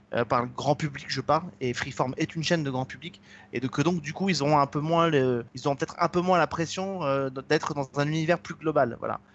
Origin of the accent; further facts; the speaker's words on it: France; chez nous en France